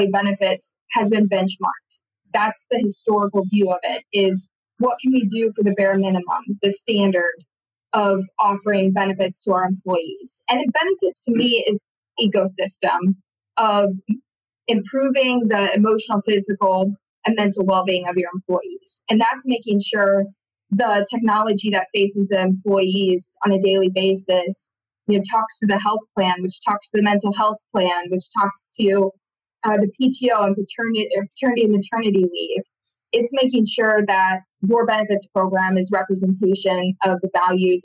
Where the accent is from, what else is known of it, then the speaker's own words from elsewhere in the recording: Iowa, United States; moved away; I'm originally from Iowa, beautiful state of Iowa in the Midwest, which a lot of people know as the flyover states. And that's where my family still is today